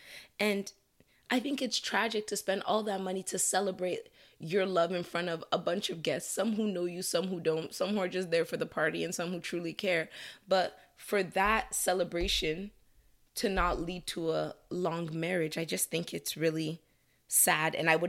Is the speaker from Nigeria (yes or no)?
yes; Nigeria; now in Canada; culturally, as a Nigerian, Canadian, there are pressures that come with age.